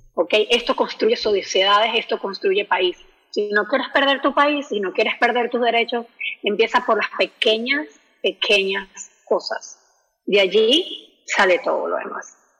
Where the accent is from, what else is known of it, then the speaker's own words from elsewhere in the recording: Venezuela; moved away; yo también soy inmigrante venezolana